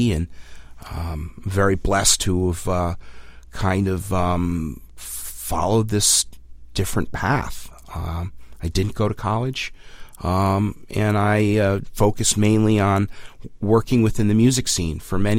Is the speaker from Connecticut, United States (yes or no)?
yes; West Hartford, Connecticut, United States; I was raised in West Hartford, Connecticut, and started seeing …, like many Connecticut Creekers, around the age of 15 years old